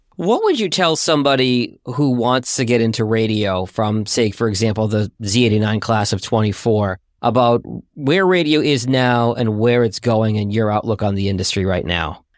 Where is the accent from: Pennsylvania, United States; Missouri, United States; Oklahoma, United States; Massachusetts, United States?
Massachusetts, United States; Boston; I'm a Bostonian myself